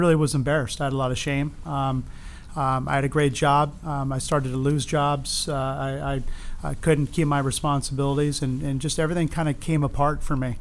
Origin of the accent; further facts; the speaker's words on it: Los Angeles, California, United States; also born or lived in Arizona; born and raised in East Los Angeles